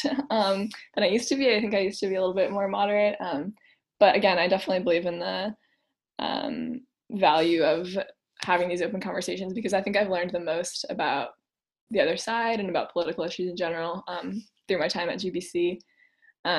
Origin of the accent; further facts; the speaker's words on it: Boston area, Massachusetts, United States; I'm from the Boston area, like 30 minutes outside